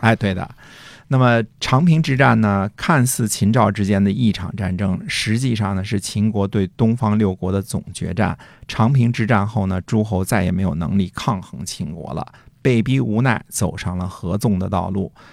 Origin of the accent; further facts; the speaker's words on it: China; 我们中国人来到这儿